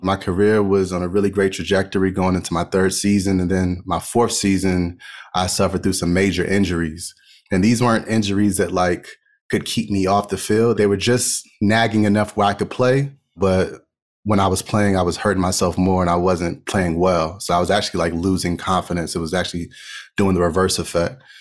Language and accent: English; Montgomery County, Maryland, United States; I grew up in Montgomery County, Maryland.